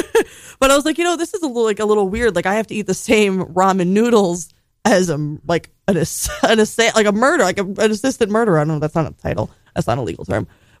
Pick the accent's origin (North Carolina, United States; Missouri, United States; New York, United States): New York, United States; New York City; I've lived in multiple islands. I'm from Staten Island